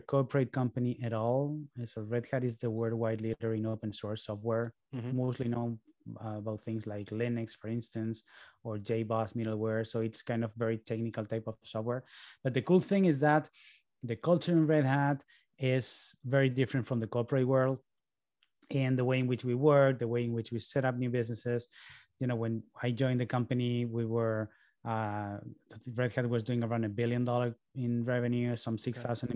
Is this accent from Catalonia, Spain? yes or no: yes; Barcelona, Catalonia, Spain; moved away as an adult; also born or lived in New York, United States; now in Boston, United States; my parents moved to Barcelona when I was three so, you know, by all means, I am Spanish